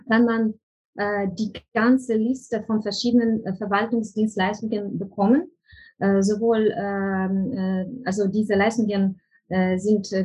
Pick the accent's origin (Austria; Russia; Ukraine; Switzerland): Ukraine; German is a second language; now in Germany; bei uns in der Ukraine